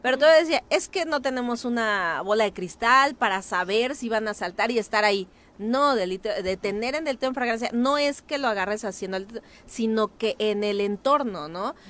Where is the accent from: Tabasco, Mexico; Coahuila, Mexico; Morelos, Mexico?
Morelos, Mexico; Cuernavaca; yo soy de Lomas de Cortés, ahí en eh, Nueva Inglaterra